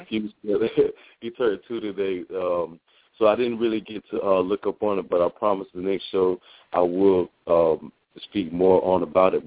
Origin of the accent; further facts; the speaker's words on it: United States; I'm Haitian American. Um, my folks are from Haiti, and uh, I was born in the United